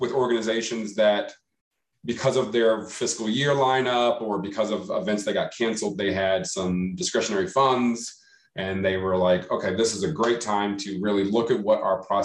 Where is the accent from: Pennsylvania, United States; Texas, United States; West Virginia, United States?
Texas, United States; Dallas; now in Albuquerque, United States; I am originally from Dallas, Texas, currently residing in Albuquerque, New Mexico